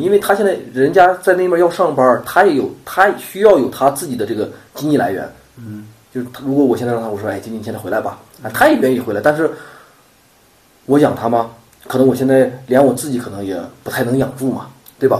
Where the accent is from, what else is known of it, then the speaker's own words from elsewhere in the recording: Shanxi, China; 然后就是我是山西的